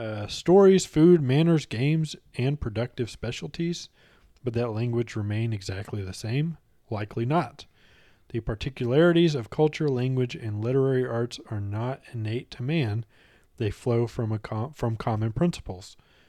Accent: United States; Because I'm American.

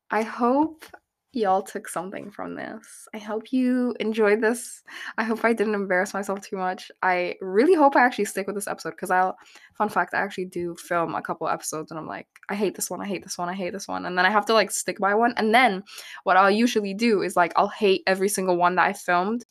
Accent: Abu Dhabi, United Arab Emirates; I grew up in Abu Dhabi

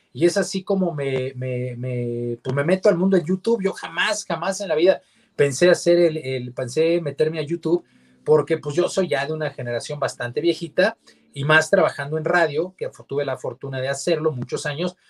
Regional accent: Mexico; como mexicanos

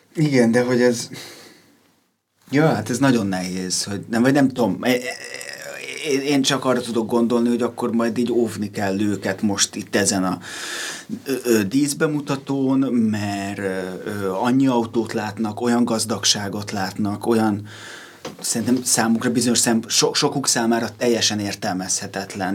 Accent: Pilisborosjenő, Pest, Hungary; Pilisborosan nőttem fel

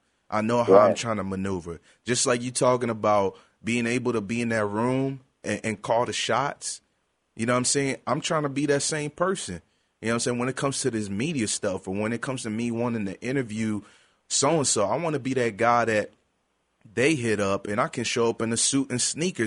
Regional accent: Ghana; also born or lived in Europe; now in United States; I was born and raised in Europe before I moved to the States. And I listened to a lot of African music because I'm a Ghanaian as well.

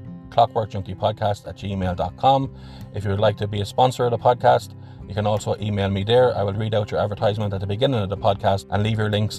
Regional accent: Athlone, Leinster, Ireland; my hometown of Athlone

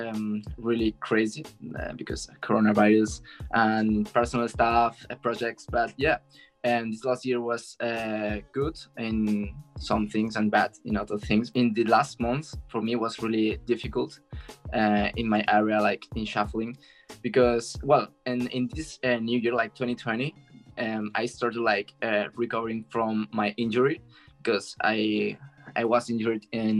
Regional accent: Barcelona, Catalonia, Spain; English is a second language; I'm from Spain, Barcelona, and I'm 23

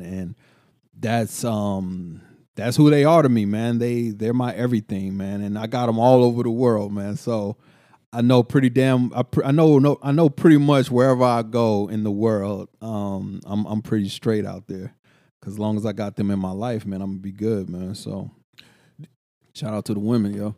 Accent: Killeen, Texas, United States; moved away; also born or lived in Oakland, California; I'm from Culling

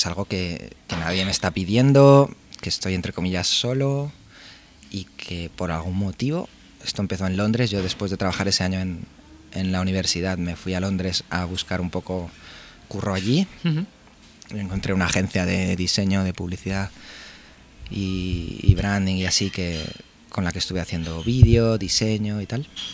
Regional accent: Barcelona, Catalonia, Spain; also born or lived in Pamplona; soy de Barcelona

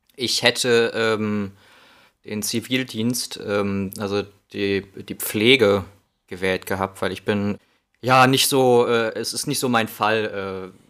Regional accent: Northern Hesse, Germany; also born or lived in Spain / Wilhelmshaven / Passau; now in Berlin, Germany; als Kind äh, in Nordhessen

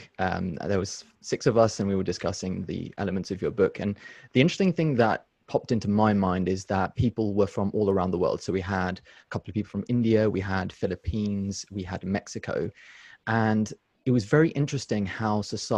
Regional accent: United Kingdom; born and brought up in a society like I am from Britain, but my family's not, my grandparents weren't

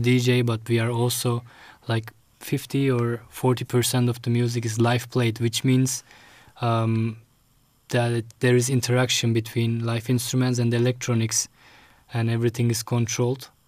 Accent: Istanbul, Turkey; moved away as an adult; also born or lived in The Hague, Netherlands; now in Rotterdam, Netherlands; my mom sent me to Turkey

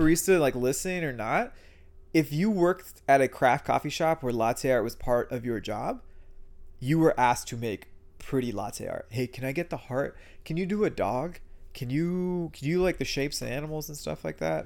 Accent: San Antonio, Texas, United States; also born or lived in New York City; I grew up in San Antonio

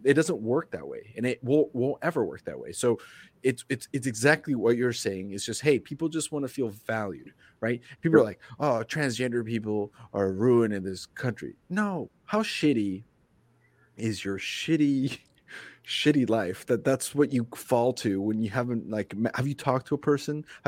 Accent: Grand Island, Nebraska, United States; now in Portland, United States; I came from Nebraska, right? I grew up in Grand Island for the most part

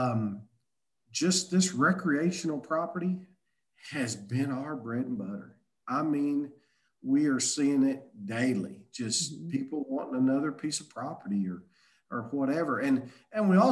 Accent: Omaha, Arkansas, United States; I'm talking about Omaha, Arkansas

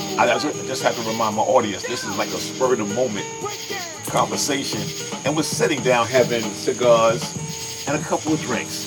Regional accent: New York, United States; moved away as an adult; now in Georgia, United States; We are all from Nueva York. That's right. And we're going to have a little discussion about our transitional point where we moved from New York to Georgia

